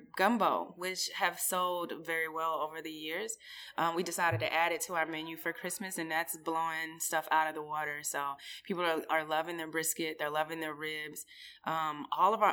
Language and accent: English; Midwest, United States; moved away; I grew up in the Midwest, but with Southern folks